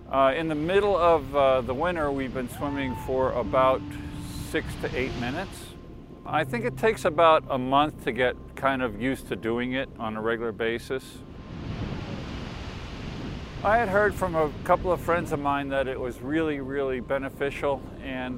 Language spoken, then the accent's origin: English; Kingston, Rhode Island, United States; I'm from Kingston, Rhode Island